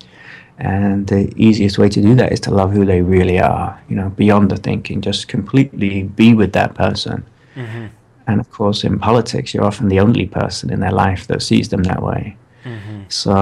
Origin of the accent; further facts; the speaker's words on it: United Kingdom; I'm British